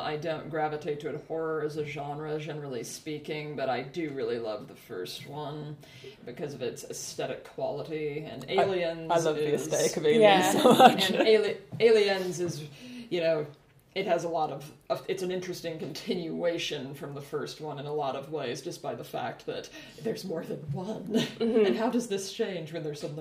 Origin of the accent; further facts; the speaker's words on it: Bozeman, Montana, United States; moved away as an adult; now in Edinburgh, United Kingdom; I hail originally from Bozeman, Montana in the United States